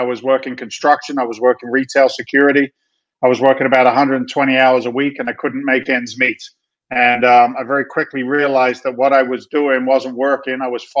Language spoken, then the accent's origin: English; London, United Kingdom; moved away as an adult; now in United States; I'm actually an immigrant to the United States of America. Don't tell anybody. It's a secret. I came from London, England back in 1986, became a naturalized citizen